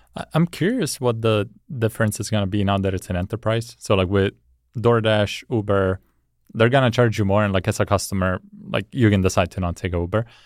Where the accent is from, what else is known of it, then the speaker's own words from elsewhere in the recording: Italy; I, I grew up in Italy